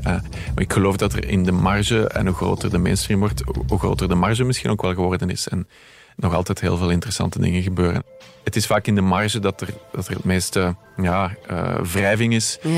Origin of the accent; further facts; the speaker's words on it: Merchtem, Flanders, Belgium; Bij ons in Merchten